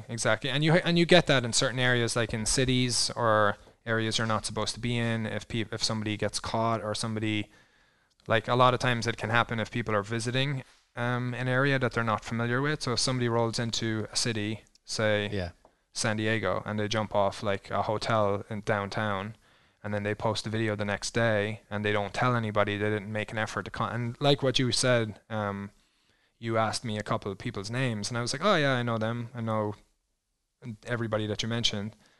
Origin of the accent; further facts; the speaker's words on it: Ireland; moved away as an adult; also born or lived in New Zealand; now in Twin Falls, United States; growing up in Ireland